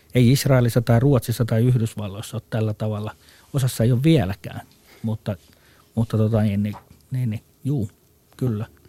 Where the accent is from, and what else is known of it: Finland